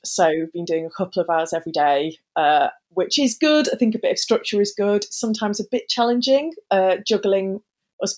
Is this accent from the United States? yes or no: no; Staffordshire Moorlands, West Midlands, United Kingdom; also born or lived in Stoke-on-Trent; I'm from Staffordshire. So I grew up in the Moorlands, which most people, the easiest way for them to understand that is it's where Alton Towers is. As a teenager, I lived in the centre of Stoke-on-Trent.